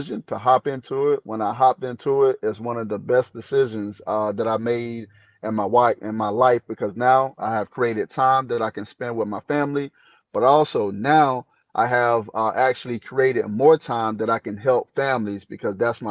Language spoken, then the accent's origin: English; Maple Hill, North Carolina, United States; moved away as an adult; now in Spokane, United States; I'm actually from North Carolina, a little small town called Maple Hill. It's on the outskirts of Jacksonville